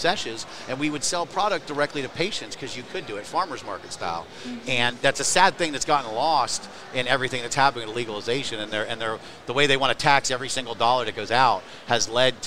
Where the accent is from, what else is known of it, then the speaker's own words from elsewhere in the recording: East Coast, United States; moved away as an adult; also born or lived in Florida / Colorado; now in California, United States; we're from the East Coast